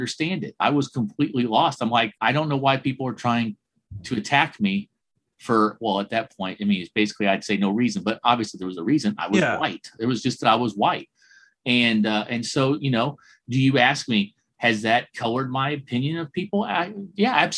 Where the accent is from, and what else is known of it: United States